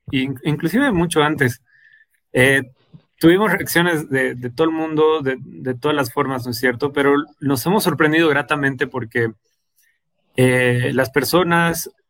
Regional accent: Bolivia; si nosotros mismos como bolivianos no creemos en nuestra, nuestra propia población, en nuestras propias personas, las personas que viven en nuestra ciudad

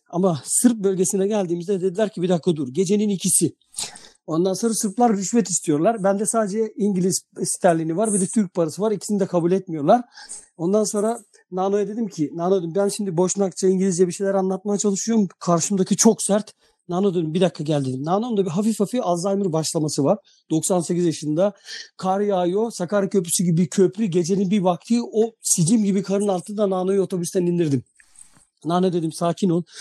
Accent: Novi Pazar, Šumadija and Western Serbia, Serbia; Ben Adapazarı'na çok uzak değilim. Ben Novi Pazarlıyım.

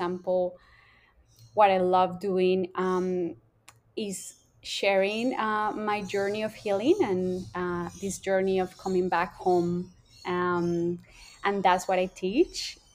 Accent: Colombia; now in Australia; I grew up in Colombia, a smaller town, like compared to Australia

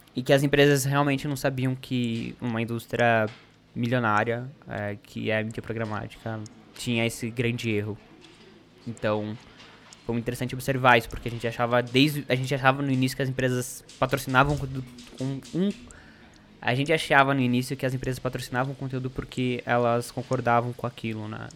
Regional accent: Ponta Grossa, Paraná, Brazil; moved away; eu sou do Paraná

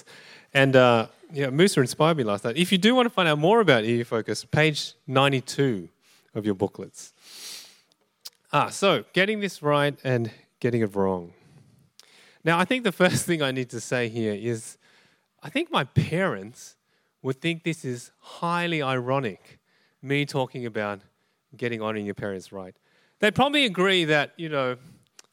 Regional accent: Australia; I was born in Australia, my parents are from Malaysia

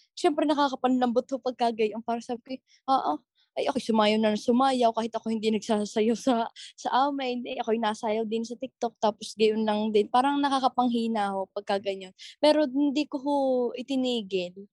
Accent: Batangas, Calabarzon, Philippines; accent: Batangueño; yung natural way ko ng pagsasalita, yung Batanggenya

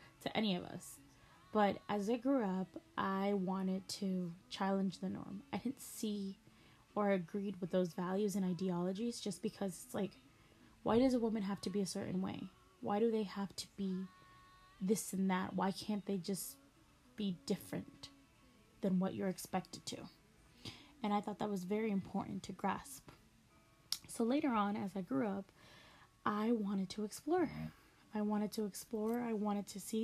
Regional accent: El Salvador; also born or lived in Maryland, United States; now in United States; I was born in the United States, state of Maryland, and I was raised in the small country of El Salvador. I went to school there, I studied there for a few years, Then I came back.

